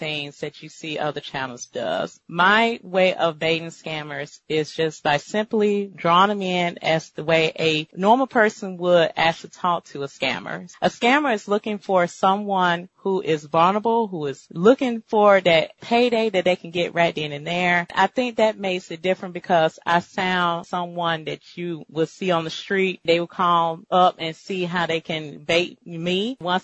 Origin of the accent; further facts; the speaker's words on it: Deep South, United States; I am from the Deep South.